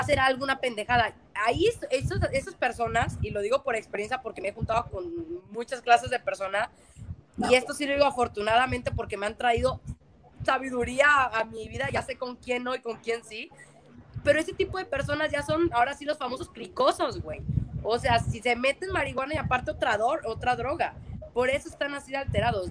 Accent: Mexico

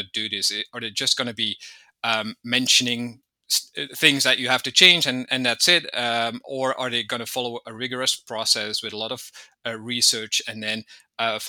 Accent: Belgium; moved away as an adult; also born or lived in Malta / Portugal; now in Spain; I'm originally from Belgium. I lived there for a long time as well.

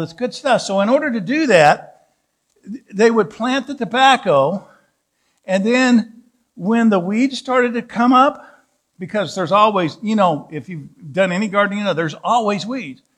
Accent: Southwest Missouri, United States; moved away as an adult; also born or lived in Southeast Kansas / Canaan, Indiana; I grew up in Southwest Missouri, Southeast Kansas. Actually, backwards. I started in Southeast Kansas, then went to Southwest Missouri.

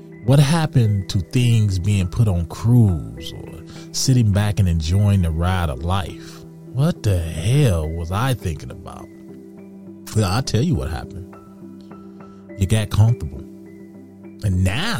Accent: Detroit, Michigan, United States; growing up in Detroit, going down Michigan Avenue

